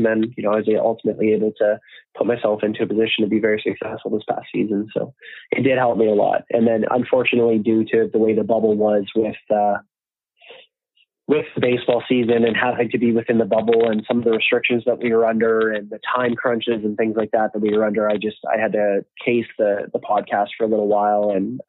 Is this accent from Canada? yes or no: yes; Canada; Myself being Canadian, fortunately, it was easier than it would have been if I was coming from somewhere else in the world